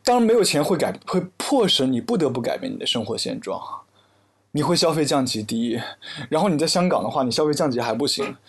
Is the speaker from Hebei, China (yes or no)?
no; Hefei, Anhui, China; now in Hong Kong; 我的家乡合肥